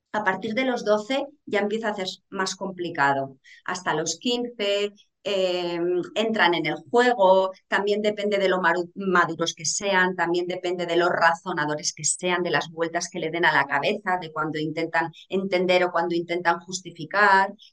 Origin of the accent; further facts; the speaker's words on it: Aragon, Spain; yo soy aragonesa